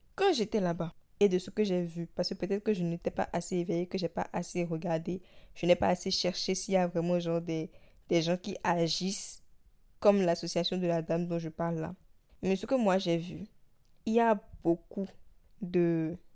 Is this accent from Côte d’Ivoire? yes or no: no; Benin; d'où moi je viens, du Bénin